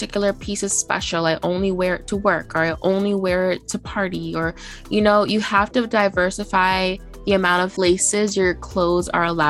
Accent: Boston, Massachusetts, United States; we grew up in Boston or like the greater Boston area

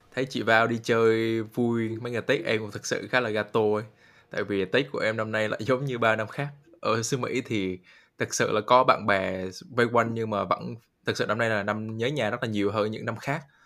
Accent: Vietnam; now in United States; người Việt mình

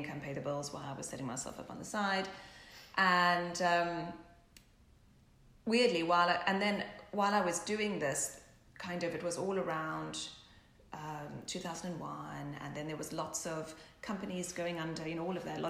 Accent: South Africa; now in England, United Kingdom; growing up in South Africa, we didn't have the fashion like we have in England, obviously, in London

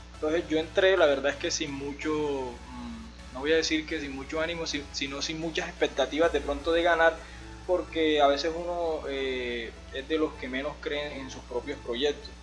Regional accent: San Juan Nepomuceno, Bolívar, Colombia; now in Medellín, Colombia; soy de, la costa de acá de, Colombia, de un pueblo que se llama San Juan de Comuceno. yo me vine de allá en el 2009 para acá, para la ciudad de Medellín

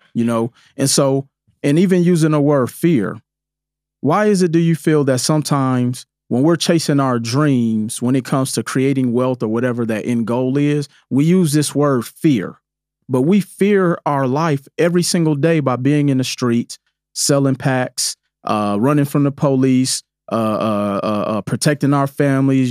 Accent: Milwaukee, Wisconsin, United States; growing up in Milwaukee

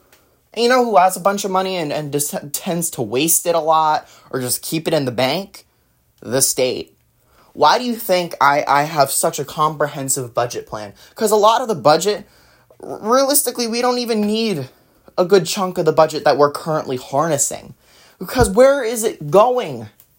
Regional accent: New Jersey, United States; born there; This happened back in the state I was born in New Jersey, in, I believe it was 2017. Chris Christie was our governor.

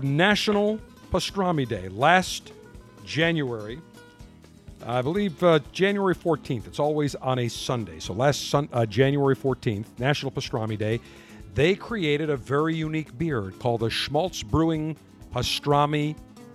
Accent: Buffalo, New York, United States; now in Tampa, United States; listening on 930 WBEN, my hometown.

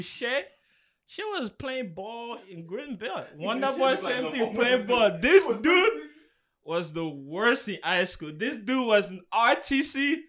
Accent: Republic of the Congo; moved away; Nah, just Congo.

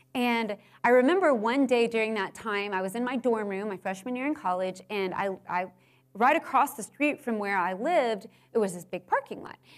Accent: Houston, Texas, United States; I grew up in Houston.

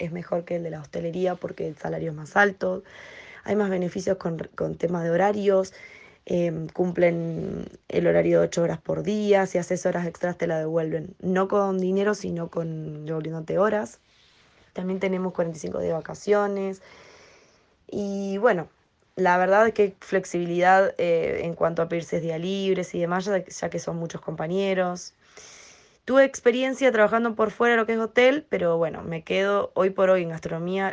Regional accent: Rosario, Santa Fe, Argentina; moved away as an adult; now in Madrid, Spain; soy rosarina y vivo actualmente en Madrid hace un año y medio

